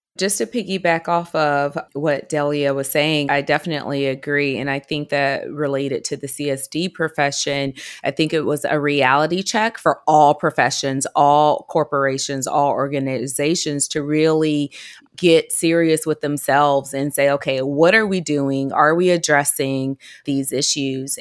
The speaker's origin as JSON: {"language": "English", "region": "Georgia", "country": "United States", "said": "I'm from Georgia"}